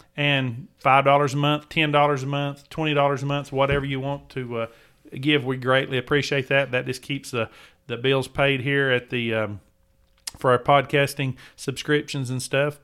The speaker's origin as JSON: {"language": "English", "region": "Tennessee", "country": "United States", "tie": "born or raised there", "said": "I grew up in the South myself, uh, as you know, I'm from Tennessee, and I grew up hunting bob whites"}